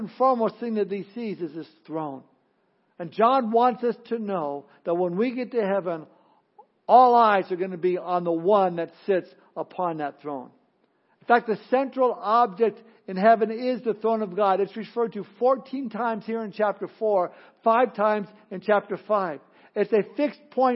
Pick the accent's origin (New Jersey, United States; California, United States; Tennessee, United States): California, United States; Southern; growing up in Southern California, back in the early days of Disneyland